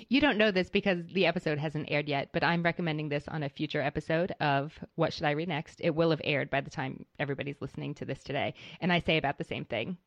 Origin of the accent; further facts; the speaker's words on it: Kentucky, United States; I am a Kentucky girl